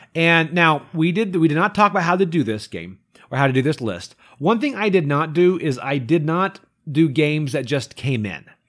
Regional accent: Kentucky, United States; I grew up in Kentucky

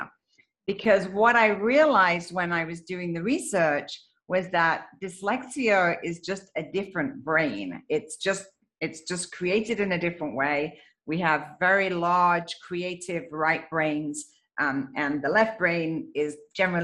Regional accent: England, United Kingdom; moved away; I am originally from England

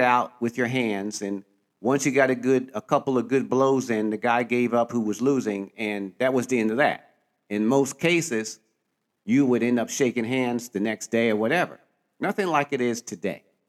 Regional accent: Philadelphia, Pennsylvania, United States; growing up in Philadelphia, Pennsylvania, or most people call it Philly

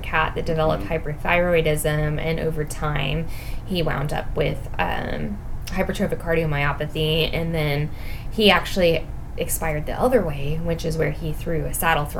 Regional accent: Oklahoma, United States; we're from Oklahoma

